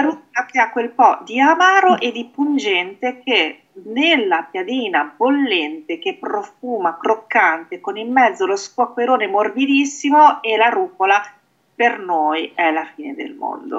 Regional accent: Emilia-Romagna, Italy; io sono romagnola

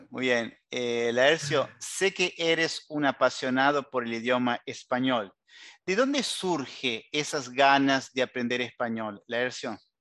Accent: Uruguay; como decimos en Uruguay

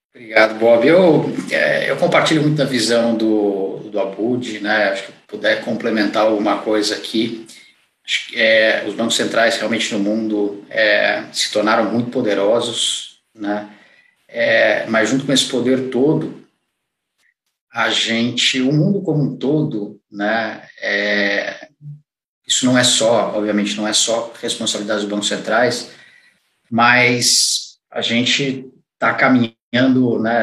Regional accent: interior of São Paulo, Brazil; now in São Paulo, Brazil; eu sou do interior de, de São Paulo

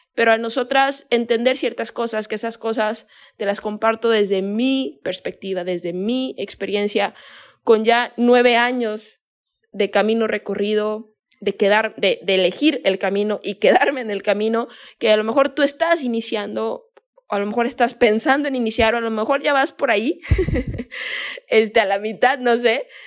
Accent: Guadalajara, Jalisco, Mexico; yo soy de México, ¿no? Soy de Guadalajara.

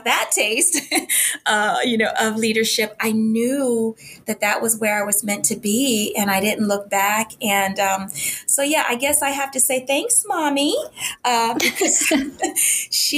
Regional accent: Tidewater area, Southeast Virginia, United States; moved away; This is back in Southeast Virginia, where I'm from. I'm from the Tidewater area originally

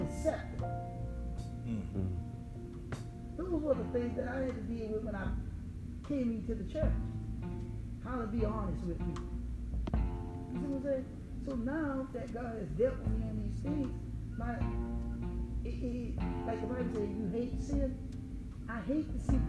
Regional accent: Jersey City, New Jersey, United States; moved away; growing up in Jersey City

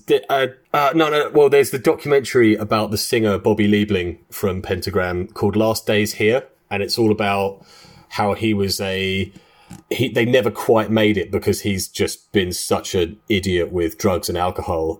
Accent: London, United Kingdom; we are three guys from London. We uh, have grown up together

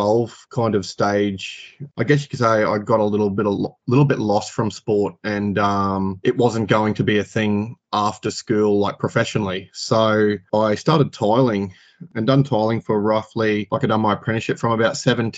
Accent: Rockhampton, Queensland, Australia; born and bred in Rockhampton, lived here my whole life.

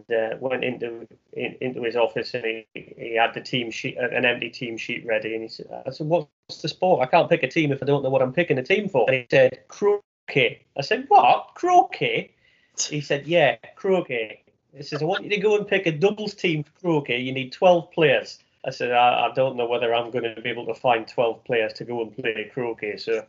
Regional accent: North East England, United Kingdom; First memory of PE in the Northeast, quite simply, is cold.

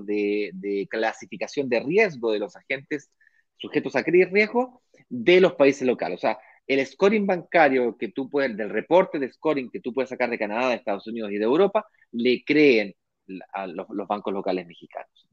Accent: Chile; now in Brazil; yo soy chileno, de acuerdo, vivo en Brasil porque tengo mi mujer brasilera

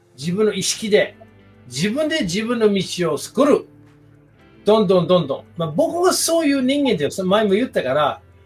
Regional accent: United States; Japanese is a second language; moved away as an adult; now in Japan

